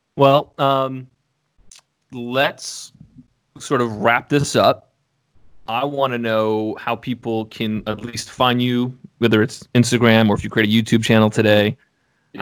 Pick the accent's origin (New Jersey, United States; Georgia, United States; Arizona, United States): Georgia, United States; Atlanta; moved away; I grew up in Atlanta.